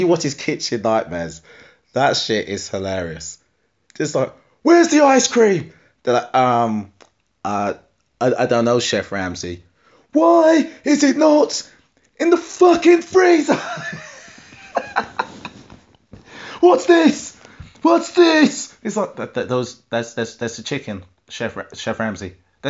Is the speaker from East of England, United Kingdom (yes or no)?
yes; East of England, United Kingdom; So a lot of people say to me that I don't really sound like I'm from Essex when I talk. Get a few beers in me, and I do. Get me angry, and I do.